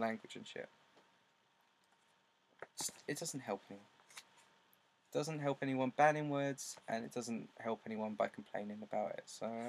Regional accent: Basildon, East of England, United Kingdom; We bonded over the fact that I'm from Basildon, which is where they're from.

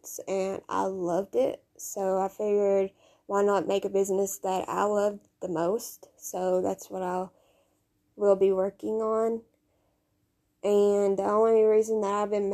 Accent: Kentucky, United States; now in Tennessee, United States; I was raised in Kentucky, but I've lived in Tennessee for the last 6 years

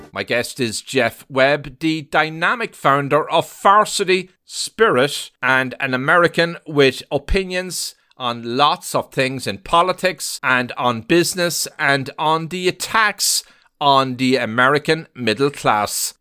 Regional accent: Ireland; now in United States; I was born and raised in another in, in Ireland

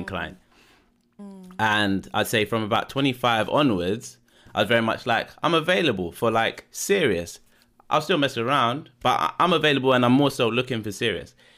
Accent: London, United Kingdom; born and bred in London

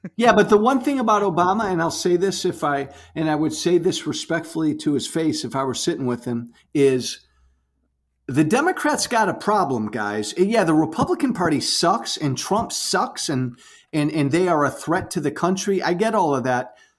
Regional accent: Chicago suburbs, Illinois, United States; I like to say I'm from Chicago, but I grew up in the, in the suburbs, so I'm not a real Chicago guy.

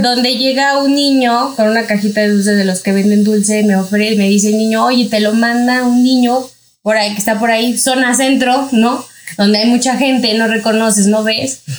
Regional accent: Mexico City, Mexico; yo soy de aquí de la Ciudad de México

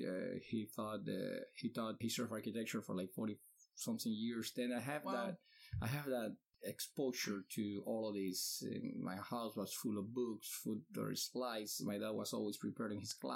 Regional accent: Cuba; now in Miami, United States; I'm from Cuba and 41 years old.

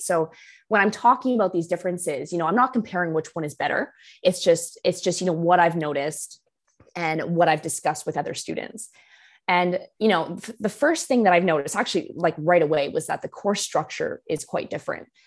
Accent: Canada; moved away as an adult; now in London, United Kingdom; being Canadian

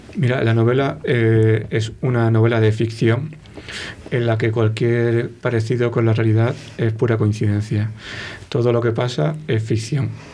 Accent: Málaga, Andalusia, Spain; accent: Malagueño; moved away as an adult; also born or lived in Granada; now in Valladolid, Spain; soy un poco malagueño.

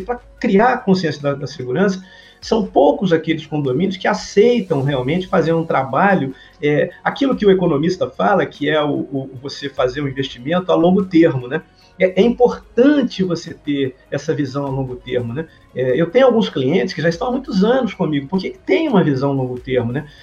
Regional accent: Minas Gerais, Brazil; sou mineiro

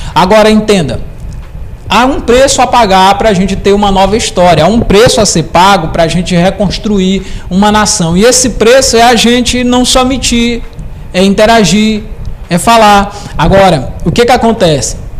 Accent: Presidente Dutra, Brazil; moved away; lá em Presidente Dutra

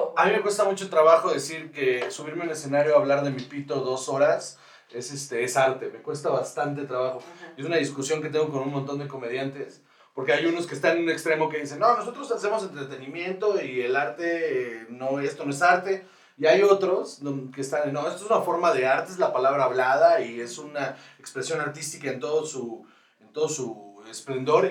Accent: Guaymas, Sonora, Mexico; moved away as an adult; now in Mexico City, Mexico; yo soy de Guaymas, Sonora.

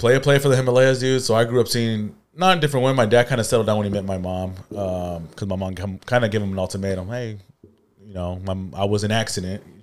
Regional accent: Norwalk, California, United States; I grew up in California, Norwalk

